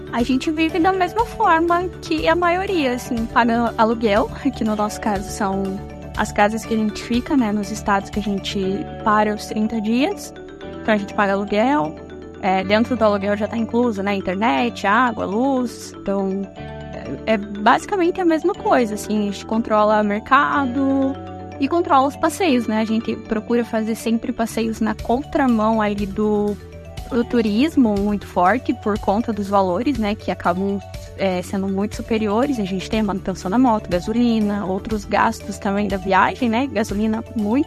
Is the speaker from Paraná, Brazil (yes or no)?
yes; Curitiba, Paraná, Brazil; moved away; also born or lived in Parnamirim, Rio Grande do Norte; eu vim de Curitiba, do Paraná.